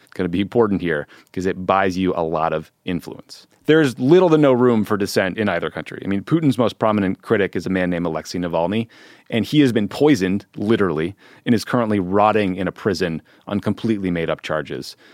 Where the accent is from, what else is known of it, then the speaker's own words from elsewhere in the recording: near Boston, Massachusetts, United States; I grew up near Boston as a Red Sox fan